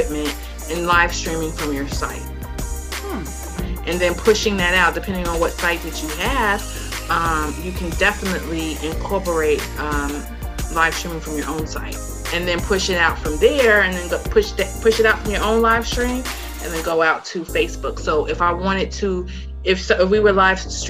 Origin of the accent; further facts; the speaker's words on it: New York, United States; now in Dallas, United States; I'm here, you know, in Dallas, Texas, and I'm from New York